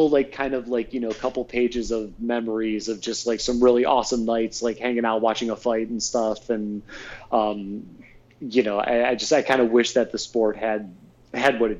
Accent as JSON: {"language": "English", "town": "Cleveland", "region": "Ohio", "country": "United States", "tie": "born or raised there", "said": "my hometown"}